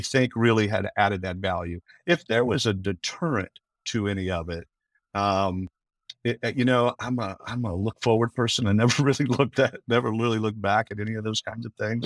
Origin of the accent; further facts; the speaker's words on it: Westminster, California, United States; now in Orlando, United States; I'm from Southern California, ha, ha, ha, having been born in Westminster